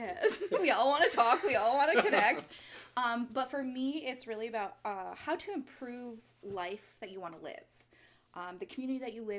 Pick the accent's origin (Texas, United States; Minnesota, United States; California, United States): Minnesota, United States; Minneapolis; also born or lived in Arizona; now in Cleveland, United States; I'm originally from the Twin Cities, so also a little bit of a city girl.